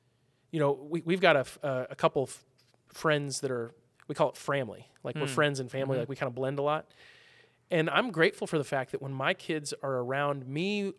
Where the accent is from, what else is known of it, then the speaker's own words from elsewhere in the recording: Midwest, United States; I'm from the Midwest